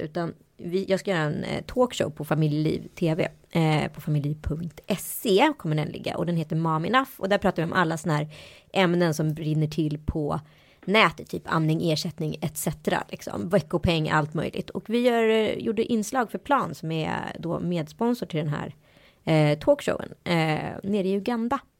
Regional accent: India; now in Sweden; Jag kommer ju från Indien, från en av de hö mest högutbildade eh, staterna i Indien

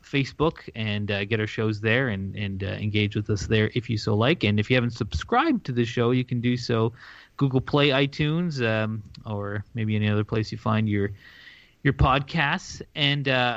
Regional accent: Canada; as a Canadian

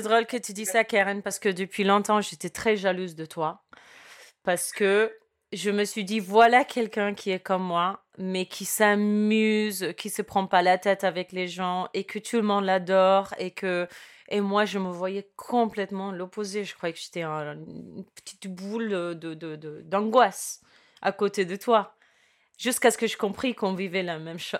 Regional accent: Cuba; moved away; also born or lived in United States; je suis née à Cuba et mes parents, ils ont fait, ils ont traversé des, des, obstacles

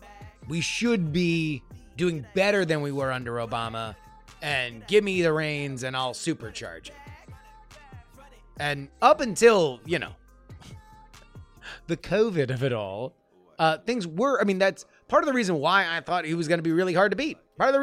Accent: Texas, United States; I'll share that I'm from Texas, and I often feel disenfranchised in the presidential elections.

